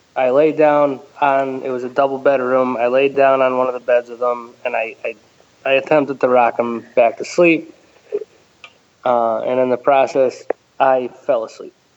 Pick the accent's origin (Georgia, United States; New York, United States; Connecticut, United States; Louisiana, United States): Connecticut, United States; Ellington; I grew up in uh, Ellington, Connecticut